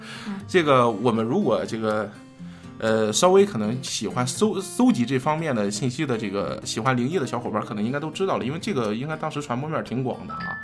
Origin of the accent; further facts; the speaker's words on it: China; 其实对于我们中国人来说